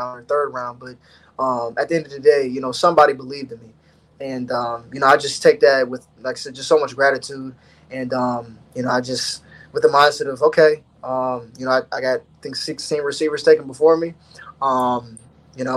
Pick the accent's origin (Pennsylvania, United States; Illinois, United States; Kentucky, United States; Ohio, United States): Ohio, United States; growing up in Ohio, there's one school you want to go to.